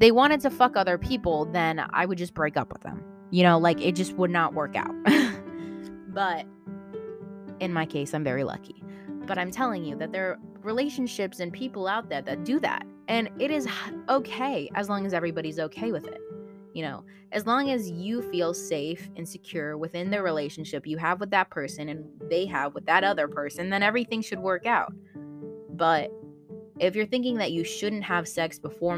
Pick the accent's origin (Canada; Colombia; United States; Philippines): Philippines; I'm Filipino